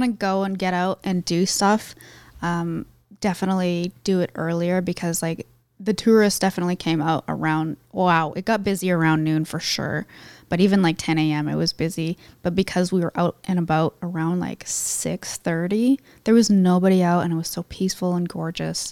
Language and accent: English; Canada